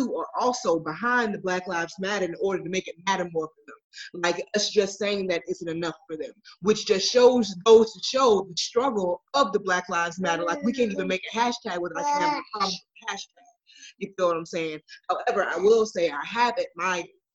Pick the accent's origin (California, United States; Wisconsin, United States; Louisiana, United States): Wisconsin, United States; Milwaukee; I'm from Milwaukee